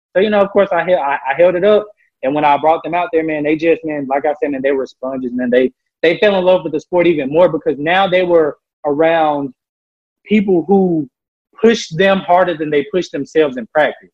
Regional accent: Memphis, Tennessee, United States; moved away; I'm from Memphis, Tennessee

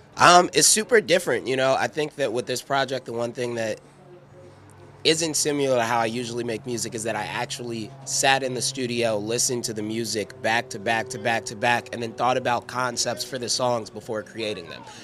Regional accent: Midwest, United States; we're from the Midwest.

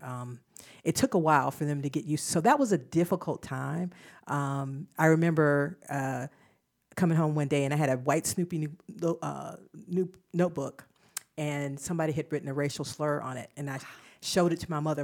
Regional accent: Albany, Georgia, United States; now in Charlotte, United States; I grew up in Southwest Georgia

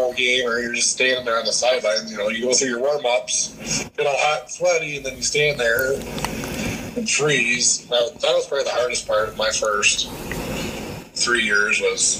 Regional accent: MFL MarMac area, Iowa, United States; moved away as an adult; now in Minnesota, United States; we were growing up in Pinellas

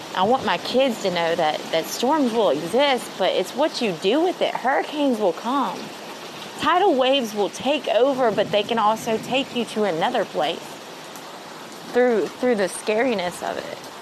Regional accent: Mississippi, United States; moved away as an adult; also born or lived in Jeddah, Saudi Arabia; I'm from Mississippi

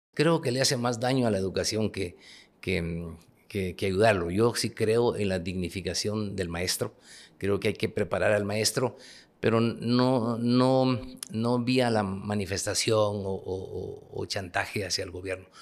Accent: Huehuetenango, Guatemala; moved away as an adult; also born or lived in Guatemala City; Yo soy un ciudadano, como todos los guatemaltecos, nací en Huehuetenango

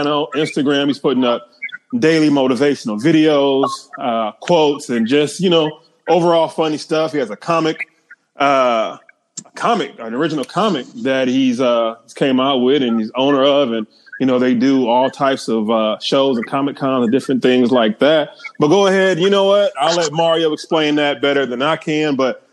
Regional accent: Peoria, Illinois, United States; I'm from Peoria, and we're like 2.5 hours away

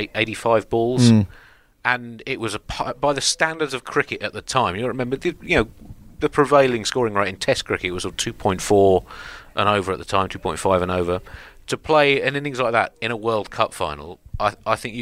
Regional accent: Kent, South East England, United Kingdom; I grew up in Kent

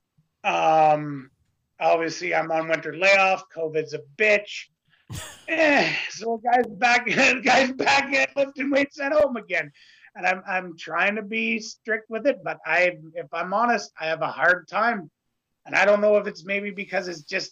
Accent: Canada; the next Canadian.

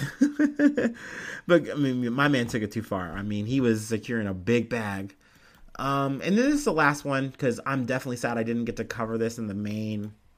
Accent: United States; I'm an American

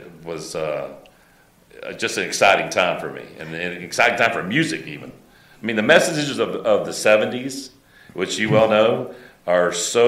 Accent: Tampa, Florida, United States; born or raised there

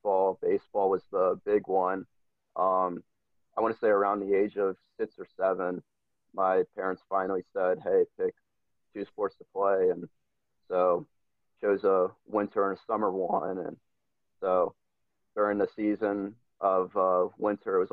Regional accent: Burlington, Kentucky, United States; moved away; also born or lived in Memphis area, Tennessee; my family's originally from Burlington, Kentucky

